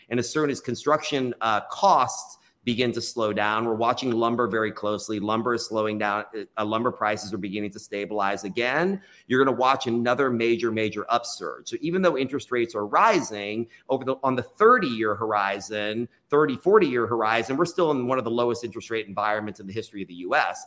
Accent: Austin, Texas, United States; also born or lived in New York City; I was born and raised in Austin. It's my hometown

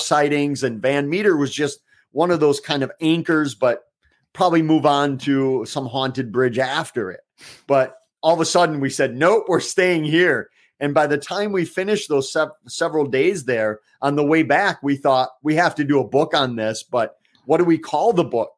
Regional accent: Eau Claire, Wisconsin, United States; my hometown of Eau Claire

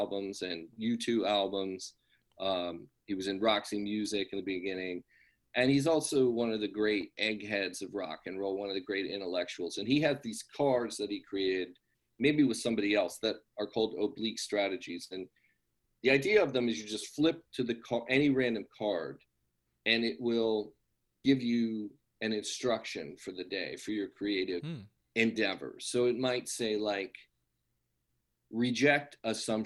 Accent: San Marino, California, United States; also born or lived in New York area; I grew up in, I say Pasadena, but I essentially grew up in San Marino, which is a little town next

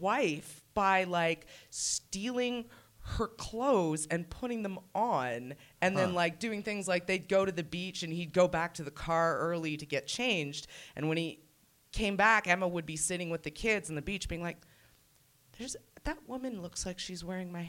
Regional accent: Oakville, Ontario, Canada; growing up in Oakville in a very conservative place

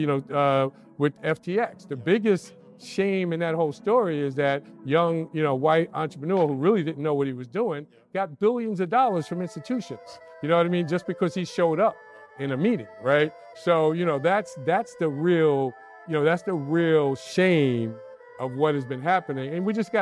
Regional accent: New York City, New York, United States; I grew up in the Bronx

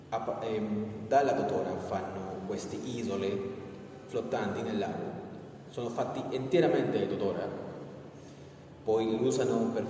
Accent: Peru; Italian is a second language; moved away

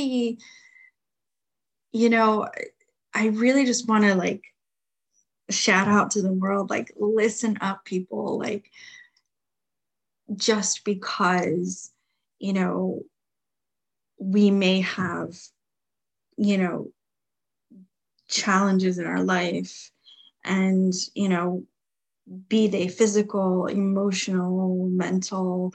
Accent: New Jersey, United States; moved away; my hometown of New Jersey

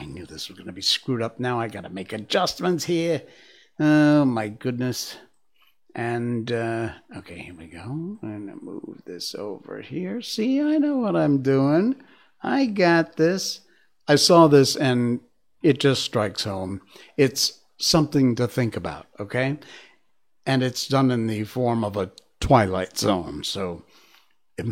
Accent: Cornwall, Connecticut, United States; growing up in Cornwall, Connecticut. And in fact, specifically, I was born in East Cornwall and then moved the, 3 miles to West Cornwall

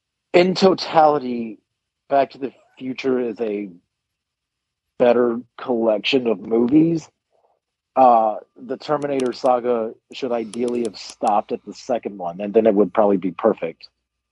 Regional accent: United Kingdom; As a British person, I'm very surprised to hear

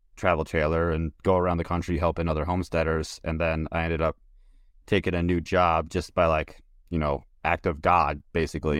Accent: Minnesota, United States; I'm from Minnesota

